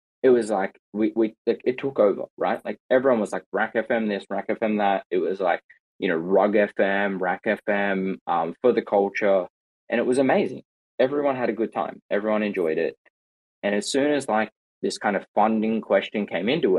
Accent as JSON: {"language": "English", "country": "Australia", "said": "as an Australian"}